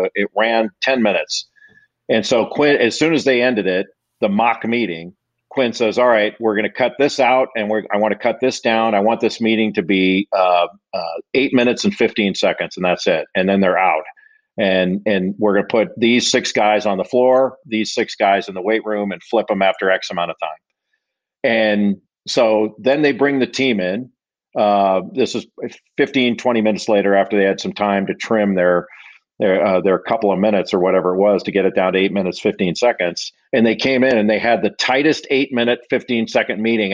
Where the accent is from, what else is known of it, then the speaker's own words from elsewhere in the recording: Los Angeles, California, United States; I grew up in in Los Angeles